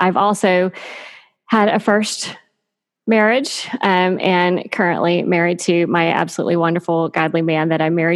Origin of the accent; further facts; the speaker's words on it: Texas, United States; moved away as an adult; I grew up in Texas